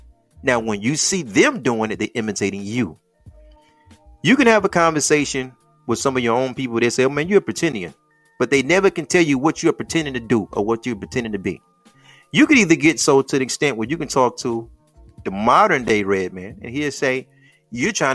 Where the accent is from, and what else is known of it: Detroit, Michigan, United States